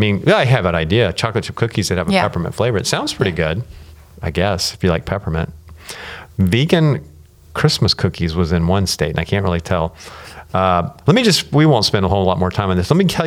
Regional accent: Texas, United States; I was born in Texas

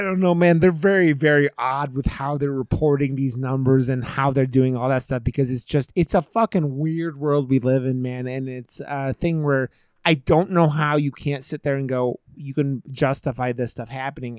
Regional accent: United States; as an American filmmaker

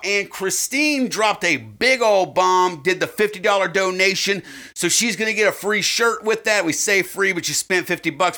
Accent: United States; we're obviously from America.

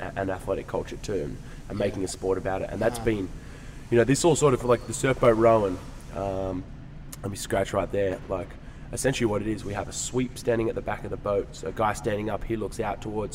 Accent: Perth, Western Australia, Australia; moved away as an adult; now in United States; first 21 years of my life, born and bred in Perth, never lived more than 100 metres from the beach

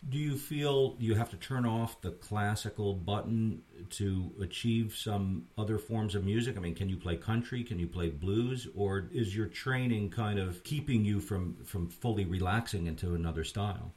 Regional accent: Red Hook, New York, United States; I grew up in Red Hook myself, and it's a nice little town

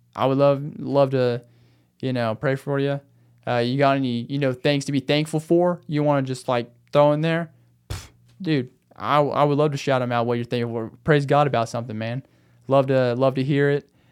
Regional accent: Arkansas, United States; moved away as an adult; also born or lived in Phoenix area, Arizona; now in Phoenix, United States; I tell 'em I'm from a small town. I tell 'em I'm from Arkansas.

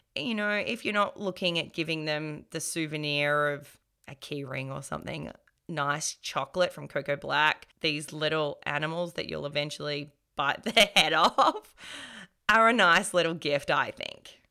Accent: Melbourne, Victoria, Australia; born and raised in Melbourne

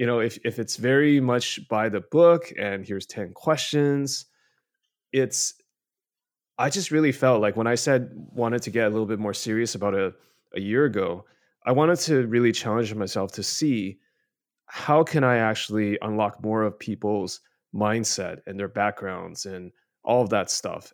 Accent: Canada; now in China; I grew up in Canada, uh, now live in mainland China.

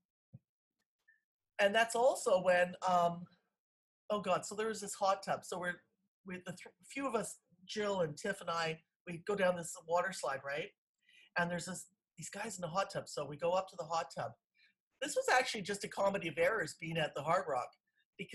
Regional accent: Canada; We're from Canada

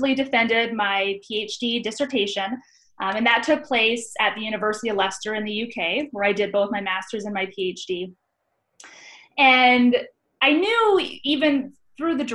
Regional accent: Vancouver, British Columbia, Canada; moved away as an adult; also born or lived in Scotland / Vienna; now in United States; I am originally from Vancouver, Canada.

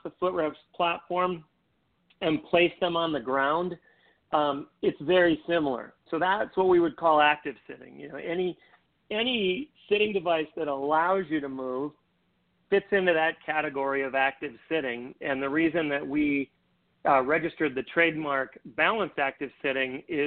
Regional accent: Minnesota, North Dakota, Midwest, United States; I grew up in Minnesota, North Dakota, ice skating and skiing and things

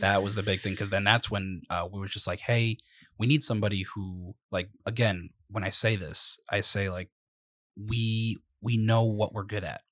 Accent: Providence, Rhode Island, United States; also born or lived in East Providence, Rhode Island; we're both from Rhode Island. Yep. Um, I myself, I mean, I was born in Providence.

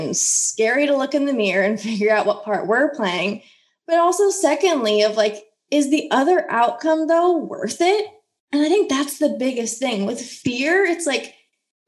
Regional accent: Midwest, United States; I grew up in the Midwest

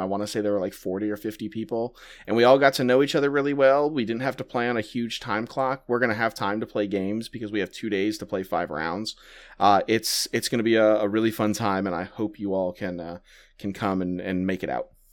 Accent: New Orleans, Louisiana, United States; moved away; I grew up in New Orleans

